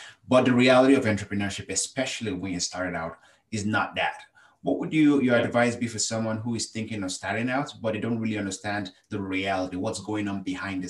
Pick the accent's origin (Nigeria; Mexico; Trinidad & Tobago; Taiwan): Nigeria; now in Canada; I moved from Nigeria with my family to Canada.